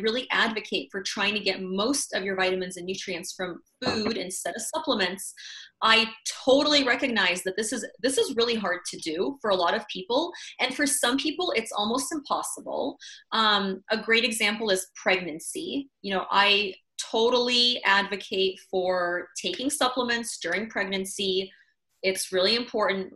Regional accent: Madison, Wisconsin, United States; I grew up in Wisconsin too

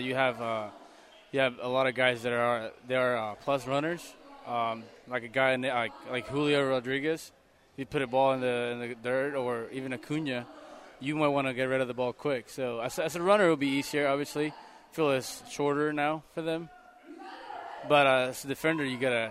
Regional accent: Puerto Rico; English is a second language; moved away as an adult; now in Oakland, United States; I'm from Puerto Rico.

